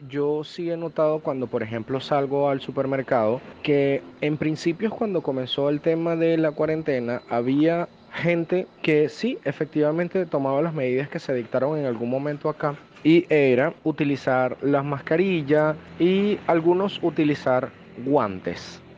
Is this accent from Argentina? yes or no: no; Caracas, Capital District, Venezuela; tengo 30 años y soy de Caracas, Venezuela